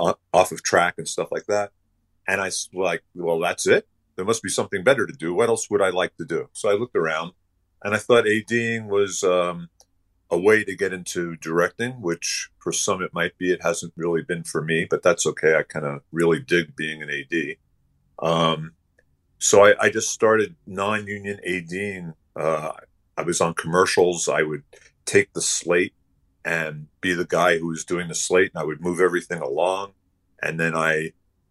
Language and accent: English; New York City, New York, United States; I grew up in New York City